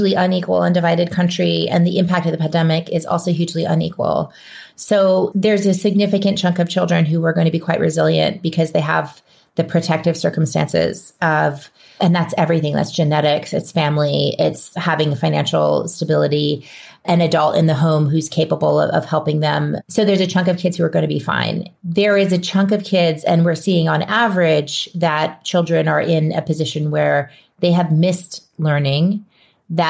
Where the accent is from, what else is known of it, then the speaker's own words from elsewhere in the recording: New Orleans, Louisiana, United States; moved away; I'm from New Orleans originally. It's my hometown